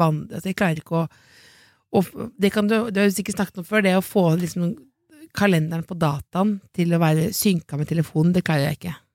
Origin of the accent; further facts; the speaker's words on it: Jessheim, Akershus, Norway; moved away; hjemme på Jessheim